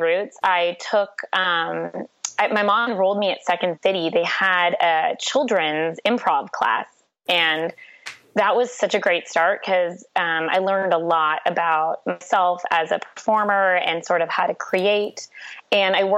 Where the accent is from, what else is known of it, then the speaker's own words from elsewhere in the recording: Toronto, Ontario, Canada; I'm from Toronto, Canada